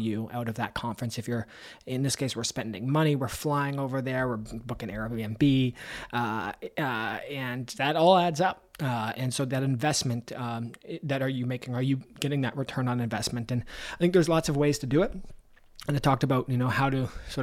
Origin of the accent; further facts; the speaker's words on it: Canada; I'm Canadian